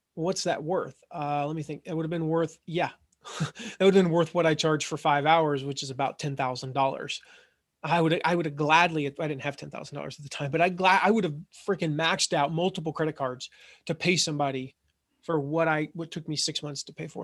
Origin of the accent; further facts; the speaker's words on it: Franklin, Tennessee, United States; I grew up in Nashville, Franklin, Tennessee